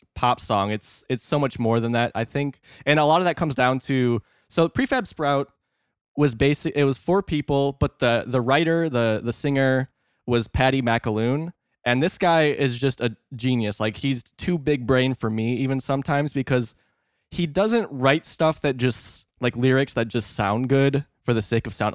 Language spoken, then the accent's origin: English; Northeast Illinois, United States; I'm actually from Northeast Illinois, so like an hour and a half outside of Chicago is where I spent most of my life.